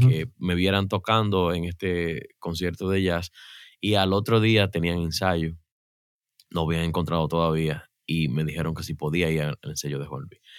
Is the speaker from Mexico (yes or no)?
no; Mao, Valverde, Dominican Republic; acá en, Santo Domingo, en el pueblecito de Mao, de donde yo soy